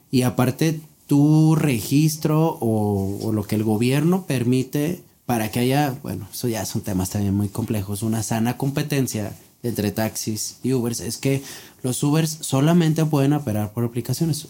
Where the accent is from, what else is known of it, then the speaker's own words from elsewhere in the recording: Mexico; nosotros como mexicanos